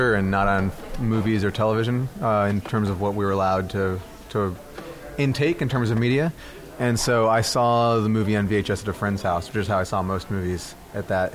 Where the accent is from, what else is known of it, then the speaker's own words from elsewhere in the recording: Dallas, Texas, United States; also born or lived in Milwaukee, Wisconsin; I started off growing up in Wisconsin, in Milwaukee, and moved to Texas when I was 8 years old, and have lived in Dallas ever since